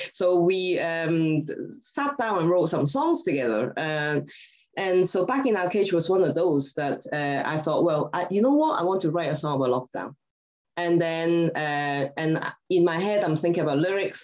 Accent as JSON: {"language": "English", "country": "Hong Kong", "also_born_or_lived": "Scotland", "moved": "yes", "lives_now": "United Kingdom", "said": "I'm originally from Hong Kong. But I've lived in Scotland and the UK for a very long time"}